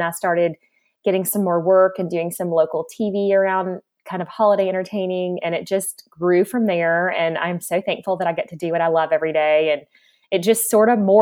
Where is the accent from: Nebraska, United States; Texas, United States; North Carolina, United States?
North Carolina, United States; Raleigh; also born or lived in Charleston, South Carolina; I grew up in Charleston, South Carolina for my first half of childhood and Raleigh, North Carolina for the second half of childhood